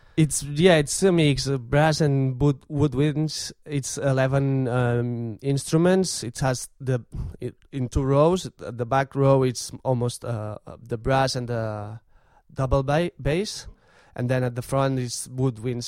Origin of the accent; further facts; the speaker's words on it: Vic, Catalonia, Spain; I'm from Vic, and that's my tradition.